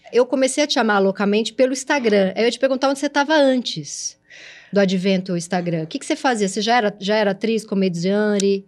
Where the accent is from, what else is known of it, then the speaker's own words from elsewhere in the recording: São Paulo, Brazil; also born or lived in Perdizes, São Paulo; eu sou do Tatuapé, mas na época da 2001 eu já tava em Perdizes